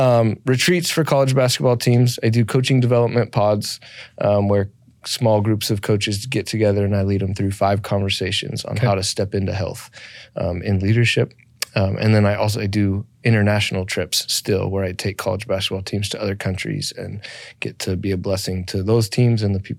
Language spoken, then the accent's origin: English; Phoenix, Arizona, United States; I'm born and raised in Phoenix.